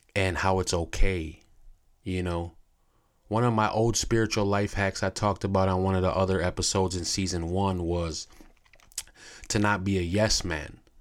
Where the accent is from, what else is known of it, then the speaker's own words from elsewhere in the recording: United States; as American people